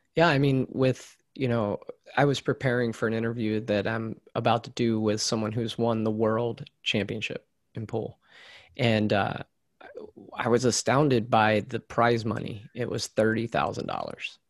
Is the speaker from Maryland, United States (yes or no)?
yes; central Maryland, United States; I grew up in Maryland, similar to you, but more in central Maryland